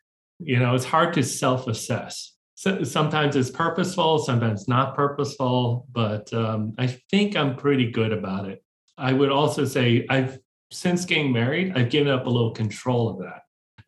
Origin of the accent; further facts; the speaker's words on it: Hong Kong; also born or lived in Boston, United States; I grew up in Hong Kong and Boston. So a bit of a split.